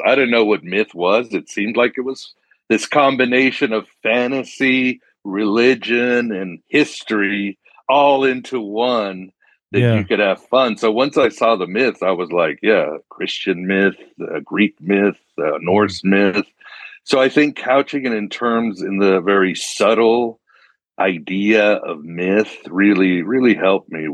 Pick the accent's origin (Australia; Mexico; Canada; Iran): Mexico; moved away; I was growing up in Mexico